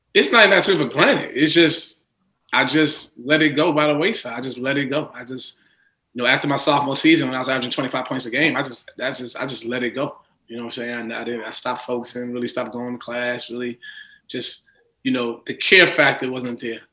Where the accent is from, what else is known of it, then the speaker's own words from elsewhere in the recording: New York City, New York, United States; I grew up in Queens